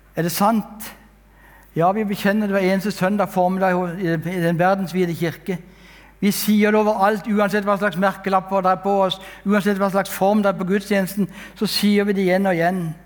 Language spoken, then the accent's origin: Norwegian; Kristiansand, Agder, Norway; Jeg er født og oppvokst i Kristiansand